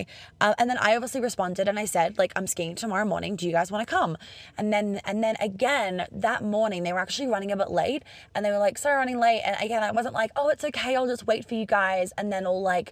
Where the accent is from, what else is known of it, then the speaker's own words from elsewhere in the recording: Australia; moved away; also born or lived in London / New York; I'm Australian